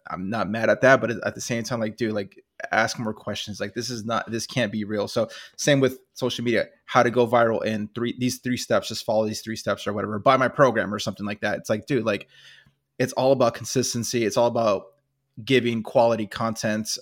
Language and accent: English; California, United States; I'm from California